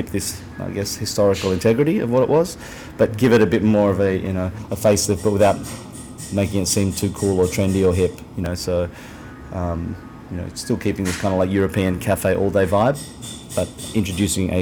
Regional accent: Australia; moved away as an adult; now in New York, United States; as Australian

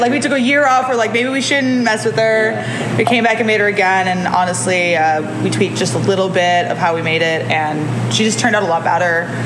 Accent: Detroit, Michigan, United States; now in California, United States; I'm also a transplant. I'm from Detroit, uh, Michigan.

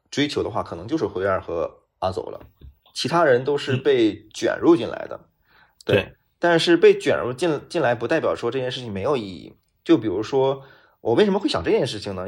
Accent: China; also born or lived in Beijing; 我们中国人

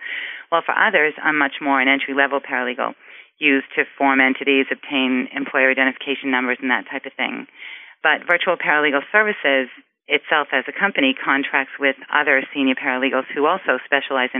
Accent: Boston, Massachusetts, United States; accent: Boston; my Boston accent

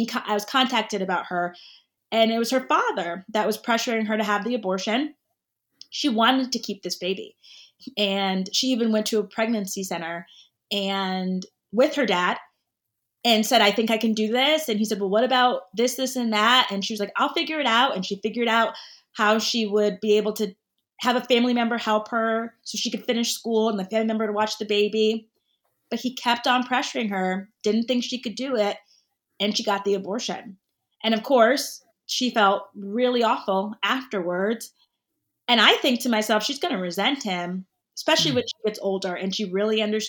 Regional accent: Connecticut, United States; I grew up in Connecticut where I live now.

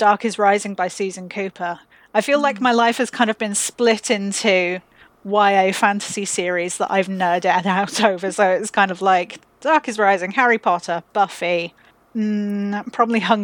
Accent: London, United Kingdom; now in South Wales, United Kingdom; from London, now living in South Wales.

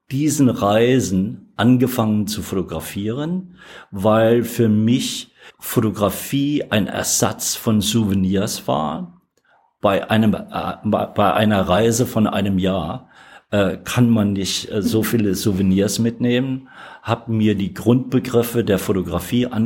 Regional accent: Alsfeld, Hesse, Germany; born there; Geboren in Alsfeld in Hessen.

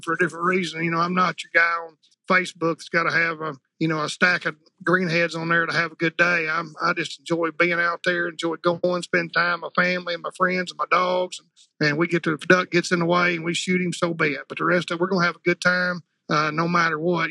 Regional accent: Jonesboro, Arkansas, United States; I'm from Jonesboro, Arkansas, which is in the northeast corner uh, of Arkansas

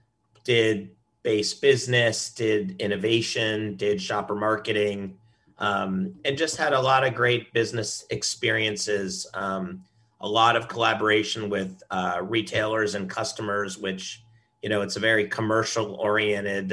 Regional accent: Cincinnati, Ohio, United States; moved away as an adult; also born or lived in Atlanta / Indiana; now in Louisville, United States; born and raised in Cincinnati

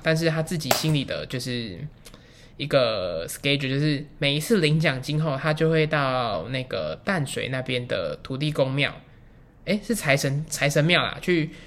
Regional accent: Taiwan; 我们台湾

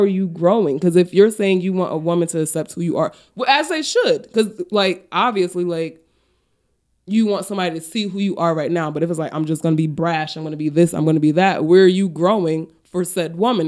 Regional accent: Paterson, New Jersey, United States; I'm from Patterson.

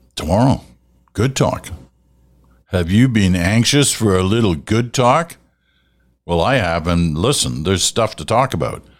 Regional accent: Canada; I'm not from the States, I'm from Canada

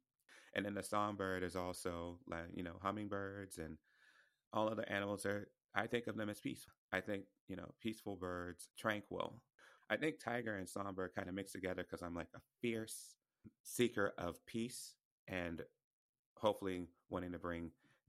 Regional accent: the Bible Belt, United States; I have a chapter on, you know, growing up in purity culture, which I grew up in the Bible Belt.

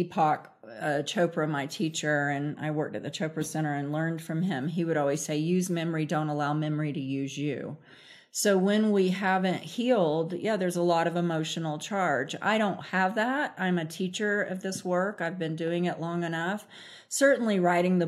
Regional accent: Central Florida, United States; accent: southern; moved away; I'm from Central Florida originally

